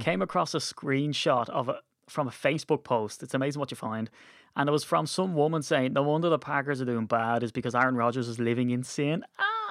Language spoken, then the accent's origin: English; Ireland; being Irish